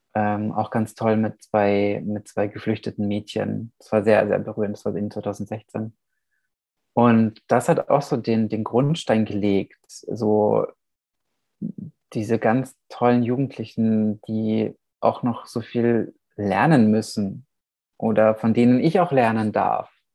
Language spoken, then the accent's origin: German; Nuremberg, Bavaria, Germany; moved away as an adult; also born or lived in Vișeu de Sus, Romania; now in Vienna, Austria; Nürnberg auch, gehört natürlich auch, ist auch meine Heimatstadt